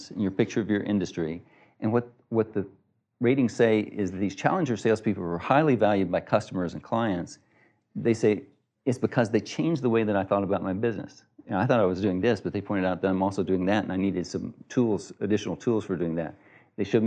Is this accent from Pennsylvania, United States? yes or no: no; Texas, United States; I'm from Texas